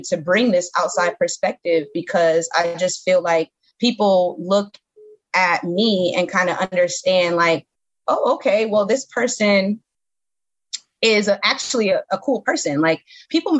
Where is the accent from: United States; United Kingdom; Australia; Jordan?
United States; New York City, New York; moved away as an adult; now in Camden, United States; I'm from Bedford-Stuyvesant. You know, when I was growing up, Bed-Stuy was not the best place to be growing up.